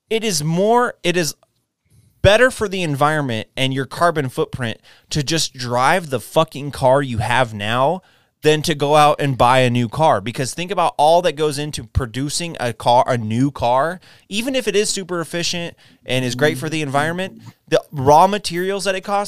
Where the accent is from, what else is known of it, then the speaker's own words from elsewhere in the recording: Texas, United States; also born or lived in New Jersey; I was born and raised in Texas